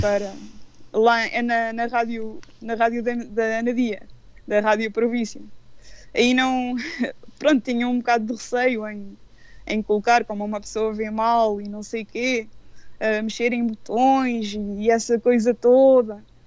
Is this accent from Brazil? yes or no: no; Anadia, Aveiro District, Portugal; eu sou, nat sou natural de Anadia, mas vivi até para aí aos meus 18 anos, 20, em Valdevirim.